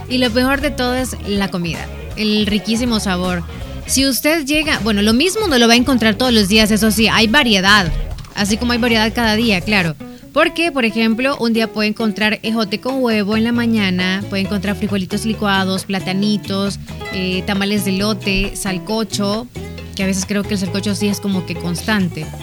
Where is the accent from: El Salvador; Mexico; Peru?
El Salvador; Como los salvadoreños nos encanta.